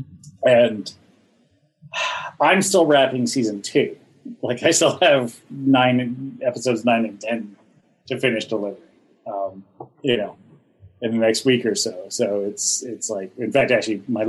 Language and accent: English; Ontario, Canada; I'm from Ontario, which gets very cold in the winter.